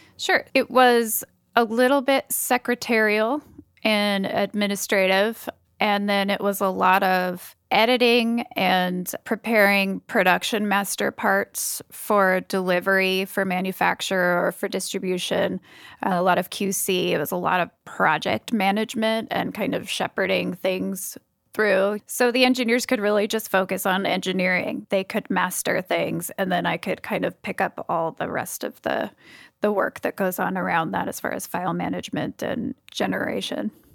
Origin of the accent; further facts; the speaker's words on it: Cambria, California, United States; moved away as an adult; also born or lived in Los Osos, California; now in Seattle, United States; I grew up in a even smaller town called Cambria